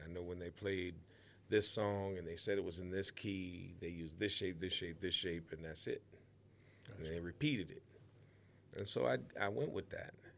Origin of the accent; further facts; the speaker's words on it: Waterloo, Iowa, United States; the town that I grew up in in Waterloo, Iowa